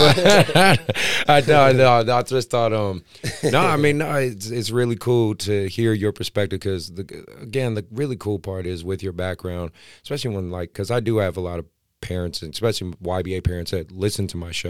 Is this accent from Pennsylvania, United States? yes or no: no; Oakland, California, United States; I'm from Oakland, so I really appreciate that. I'm an Oakland guy.